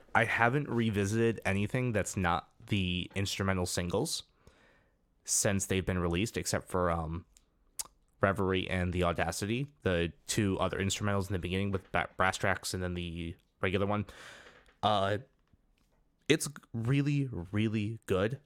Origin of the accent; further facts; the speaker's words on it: United States; we're both from the United States